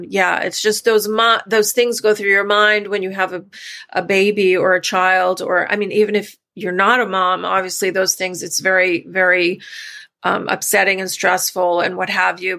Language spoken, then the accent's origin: English; New York, United States; we're from New York originally.